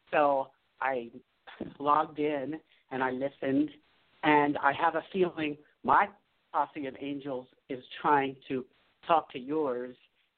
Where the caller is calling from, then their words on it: Taos, New Mexico, United States; Well, presently I'm in Taos, New Mexico.